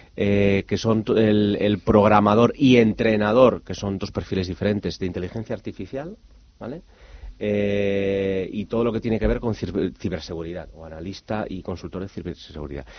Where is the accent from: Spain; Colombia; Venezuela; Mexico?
Spain; Avilés, Asturias; como buen avilesino asturiano